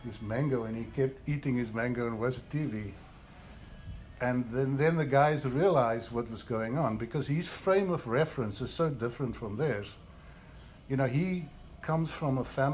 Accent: South Africa; also born or lived in Switzerland; now in United States; I'm from South Africa

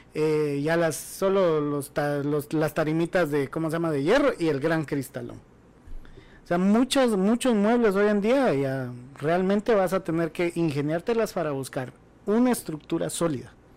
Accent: Guatemala; como guatemaltecos

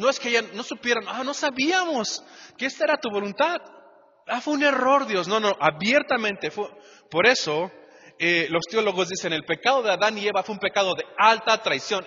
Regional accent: Mexico; todos aquí como mexicanos

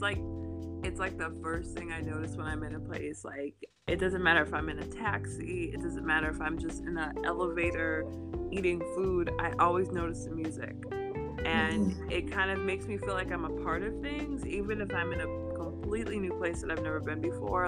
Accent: United States; I'm from the United States. I'm from the US

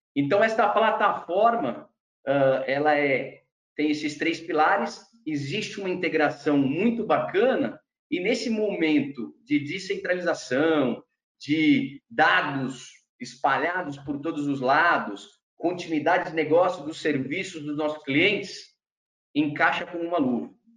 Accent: Brazil; nasci e cresci no Brasil

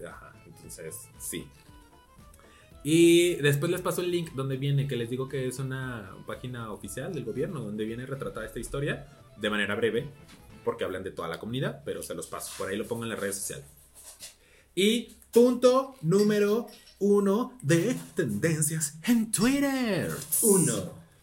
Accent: Celaya, Guanajuato, Mexico; moved away as an adult; also born or lived in Querétaro; now in Mexico City, Mexico; yo soy una chiquilla que salió de Celaya, Guanajuato.

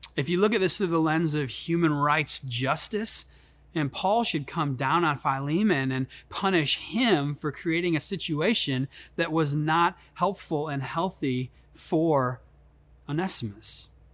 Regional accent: Chicago, Illinois, United States; moved away; I grew up in Chicago. That's why I have this silky smooth uh, accent.

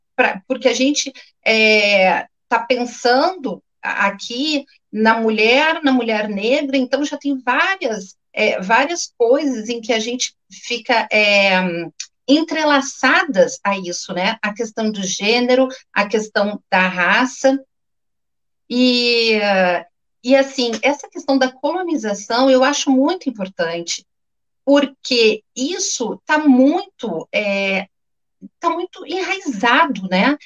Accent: Porto Alegre, Rio Grande do Sul, Brazil; accent: gaúcho; moved away as an adult; now in Rio de Janeiro, Brazil; Estou há 18 anos aqui no Rio, mas enfim, nasci em Porto Alegre, fiz toda a minha história em Porto Alegre

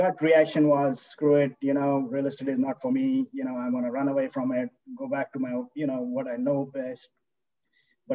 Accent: India; moved away as an adult; now in United States; I grew up in India. You know, I was there for 22 years, came here for my grad school.

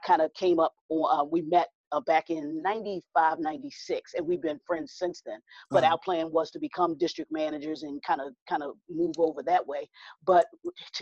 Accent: Baltimore, Maryland, United States; I am born and raised in Baltimore, Maryland

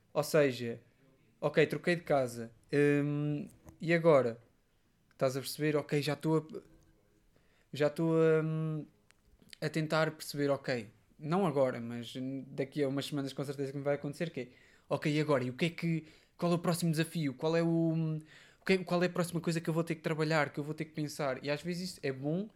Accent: Portugal; also born or lived in Covilhã, Portugal / Aveiro, Portugal; depois em Queceia, na minha terra natal, também já mudei várias vezes

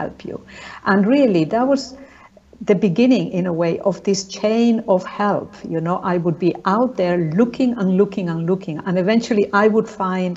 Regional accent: Spain; moved away; I'm from Spain originally

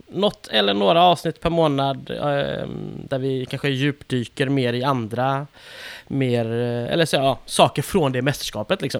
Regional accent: Sweden; vi är svenskar och det blir en försvenskad ut, mm. ett, ett försvenskat uttal givetvis

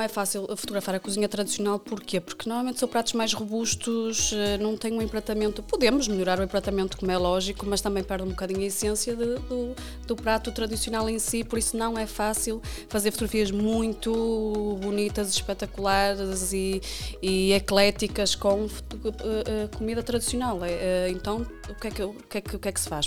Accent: Fragoso, Norte, Portugal; moved away as an adult; also born or lived in Viana do Castelo / Lindoso; now in Vila Nova de Famalicão, Portugal; eu nasci em Viana, eh, cresci em Fragoso, eh, vivo atualmente em Famalicão.

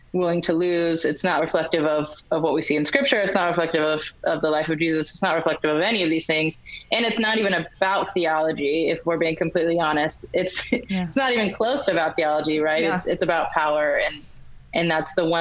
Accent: United States; I'm African American

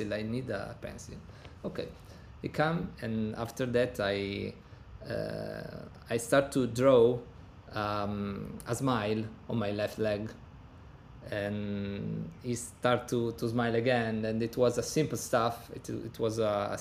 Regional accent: Turin, Piedmont, Italy; English is a second language; I was born in 1987 in Turin, Italy, in the northern part of Italy.

